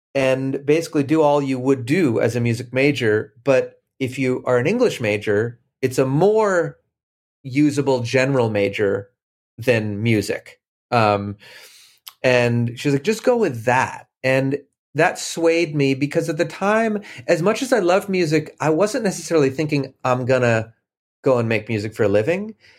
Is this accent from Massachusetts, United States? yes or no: yes; Boston, Massachusetts, United States; moved away as an adult; also born or lived in Cambridge / Brookline; I grew up in Boston